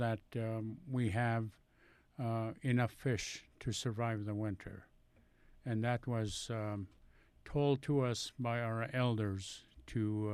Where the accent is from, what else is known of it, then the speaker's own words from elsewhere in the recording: Kuskokwim River, Alaska, United States; growing up on the Kuskokwim River